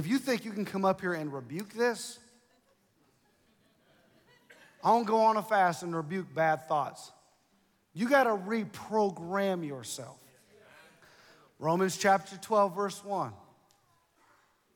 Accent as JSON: {"language": "English", "region": "Ohio", "country": "United States", "said": "I'm from Ohio"}